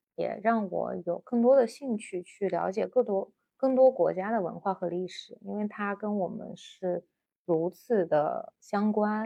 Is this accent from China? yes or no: yes; China; 我们中国人